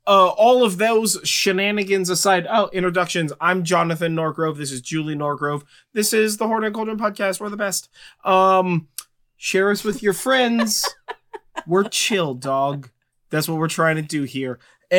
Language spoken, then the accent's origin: English; California, United States; I'm from California.